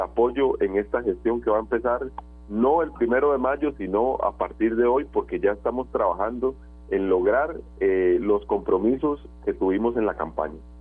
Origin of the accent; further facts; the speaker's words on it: San José, Costa Rica; soy vecino de Zapote de toda la vida